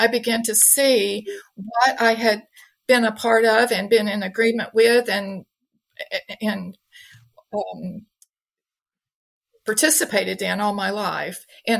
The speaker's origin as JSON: {"language": "English", "region": "Deep South", "country": "United States", "tie": "born or raised there", "said": "So, as I said, I was born and raised in the Deep South. I grew up Southern Baptist in a family I believed to be healthy and happy."}